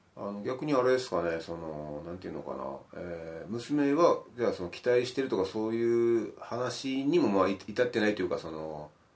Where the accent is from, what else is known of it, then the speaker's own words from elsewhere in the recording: Miyazaki, Japan; moved away; 地元が宮崎で